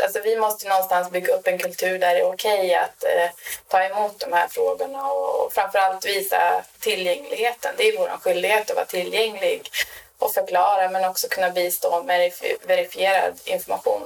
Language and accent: Swedish; Norrland, Sweden; now in Stockholm, Sweden; Jag är ju från Norrland ursprungligen